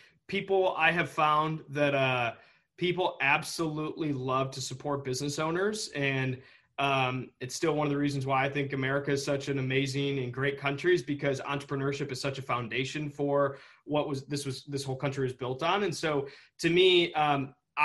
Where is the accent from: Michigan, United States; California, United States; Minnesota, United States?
Michigan, United States; Saline; I grew up in just outside of Ann Arbor in a little town called Saline